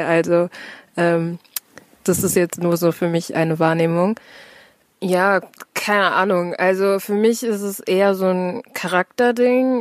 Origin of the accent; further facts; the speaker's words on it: Herne, North Rhine-Westphalia, Germany; Ich bin born and raised in fucking Herne, ähm, hab fast nur Nordrhein-Westfalen gesehen